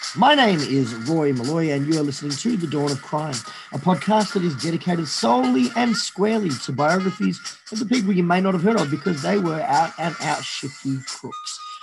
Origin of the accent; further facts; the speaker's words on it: Australia; fiercely patriotic Australian